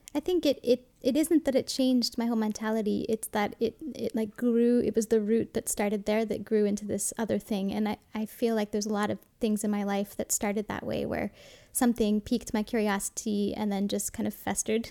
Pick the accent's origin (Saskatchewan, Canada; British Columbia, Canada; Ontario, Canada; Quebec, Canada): Quebec, Canada; Montreal; moved away as an adult; I grew up in the West Island, not far from the airport